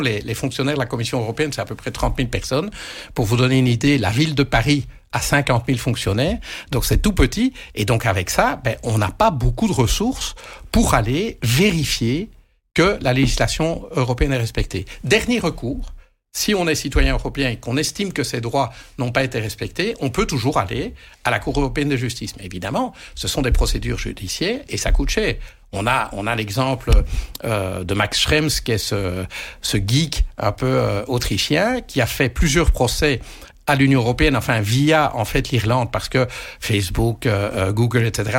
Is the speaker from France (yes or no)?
no; Belgium; quand on est belge, on est dans un petit pays